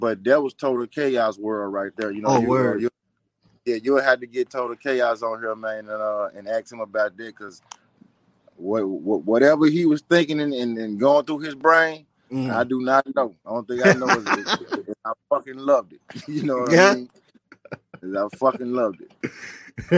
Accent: Memphis, Tennessee, United States; Growing up in Memphis

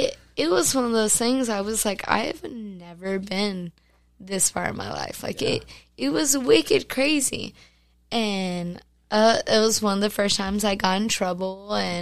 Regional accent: Fort Worth, Texas, United States; also born or lived in Saginaw, Texas; Born and raised Fort Worth.

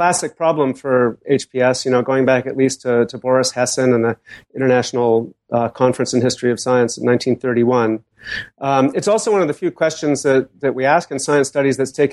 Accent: Boston, Massachusetts, United States; I grew up in Boston, surrounded by famous scientists

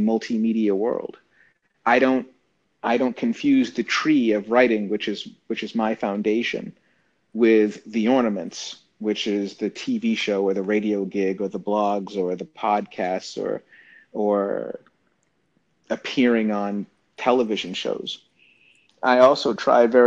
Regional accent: Boston, Massachusetts, United States; I was born in Boston.

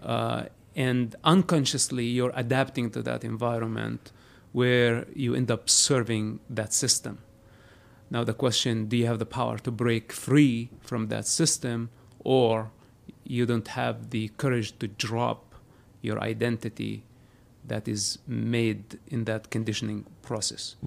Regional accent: Palestine; moved away as an adult; now in United States; I was born a Palestinian. Uh-huh. Today I'm an American

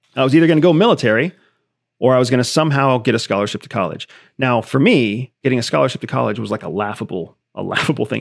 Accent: Arizona, United States; I was born in Arizona, uh, born of a mother who was, who was born Mexican

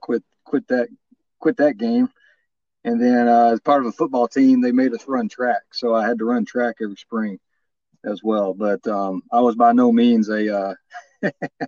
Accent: Farmersville, Texas, United States; Born and raised in Texas. Yeah. The little town by the name of Farmersville in northeast

